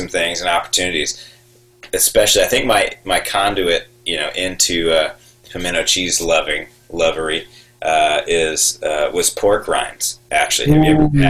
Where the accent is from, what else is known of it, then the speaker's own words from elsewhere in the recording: Texas, United States; moved away as an adult; now in South Carolina, United States; I grew up in Texas, but still, Texas is its own thing, right? It's not the South, it's Texas.